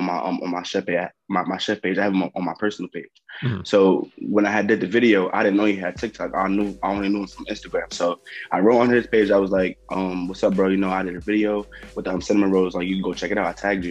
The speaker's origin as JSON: {"language": "English", "region": "New York", "country": "United States", "said": "I'm from New York"}